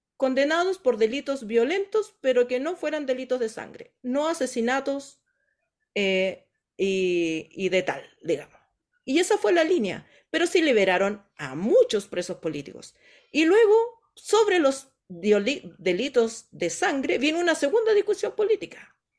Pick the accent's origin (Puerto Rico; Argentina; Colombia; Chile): Chile; nosotros como, como chilenos